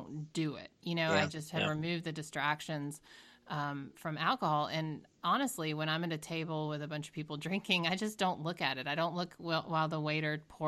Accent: Georgia, United States; now in Boston, United States; I'm from Georgia

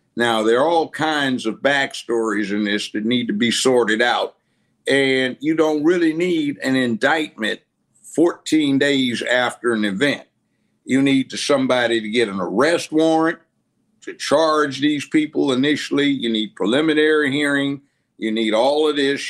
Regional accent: Los Angeles, California, United States; moved away as an adult; now in Memphis, United States; LA, I grew up in Los Angeles, kindergarten through law school

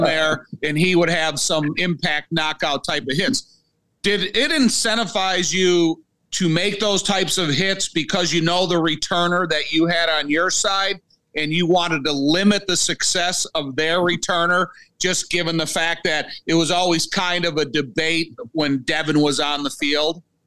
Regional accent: Joliet, Illinois, United States; I'm born and raised in Joliet, I've been here my whole life

